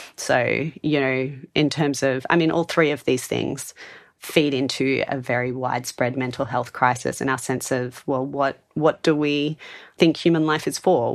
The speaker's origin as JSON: {"language": "English", "town": "Sydney", "region": "New South Wales", "country": "Australia", "tie": "born or raised there", "moved": "as an adult", "lives_now": "Adelaide, Australia", "said": "Sydney, where I moved from, which I also love and is my hometown"}